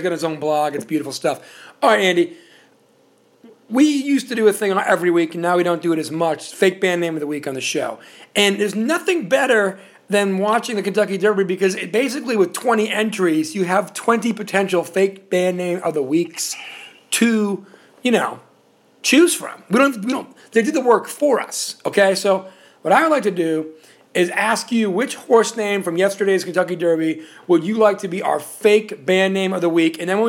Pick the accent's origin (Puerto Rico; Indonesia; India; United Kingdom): Puerto Rico; Because I was coming from Puerto Rico, everybody listens to salsa, and that's great.